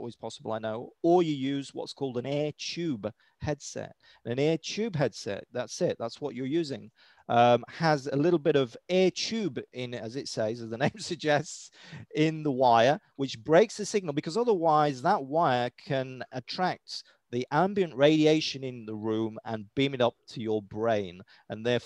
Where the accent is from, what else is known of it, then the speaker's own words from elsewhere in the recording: United Kingdom; accent: British; my British accent